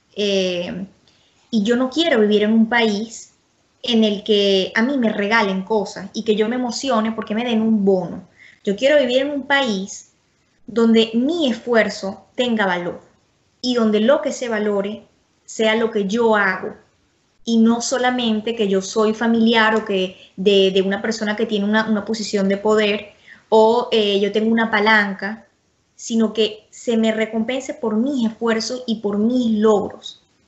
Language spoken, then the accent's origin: Spanish; Venezuela; a mí lo que me preocupa como venezolana